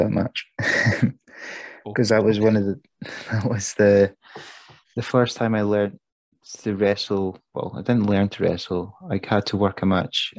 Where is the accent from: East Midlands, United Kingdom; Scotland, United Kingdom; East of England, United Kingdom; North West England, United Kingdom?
Scotland, United Kingdom; Perth; it's Perth, it's my hometown